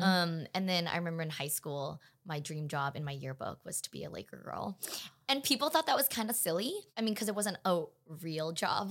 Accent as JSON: {"language": "English", "town": "Los Angeles", "region": "California", "country": "United States", "tie": "born or raised there", "also_born_or_lived": "Pasadena", "said": "I am born and raised in Los Angeles, California"}